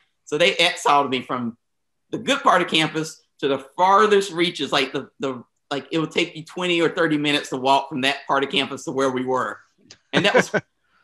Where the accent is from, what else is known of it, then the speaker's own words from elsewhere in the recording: the South, United States; I was from the South